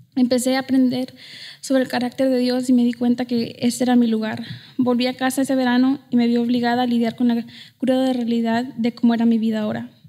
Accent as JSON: {"language": "English", "country": "United States", "tie": "born or raised there", "moved": "as an adult", "said": "Nací, crecí en el Valle. I was born and raised in the Valley"}